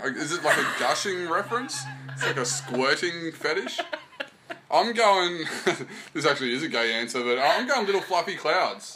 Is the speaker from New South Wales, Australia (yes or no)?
no; Queensland, Australia; growing up in Queensland